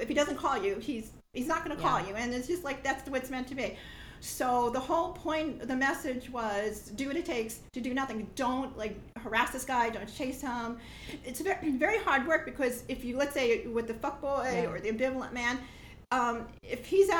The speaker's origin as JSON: {"language": "English", "region": "New York", "country": "United States", "moved": "yes", "said": "I'm from New York, and I don't live there anymore though"}